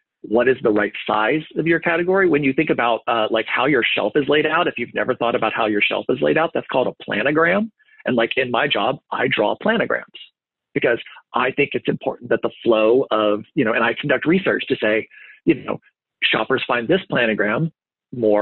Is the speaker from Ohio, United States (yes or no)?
yes; Ohio, United States; also born or lived in Texas; now in Columbus, United States; I'm from Ohio. My wife's family's from Ohio.